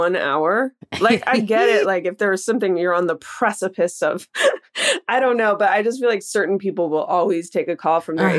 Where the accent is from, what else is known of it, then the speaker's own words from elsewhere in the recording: Oakland, California, United States; also born or lived in El Cerrito, California; I grew up in the Bay Area in Oakland, California. My dad lived in El Cerrito, actually, and my mom lived in Rockridge in Oakland.